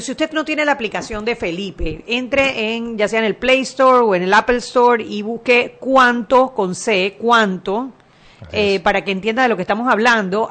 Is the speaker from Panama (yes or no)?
yes; Panama; Nosotros los panameños